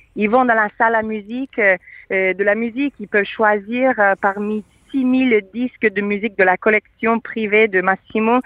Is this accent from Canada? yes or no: yes; Quebec, Canada; now in Modena, Italy; je suis canadienne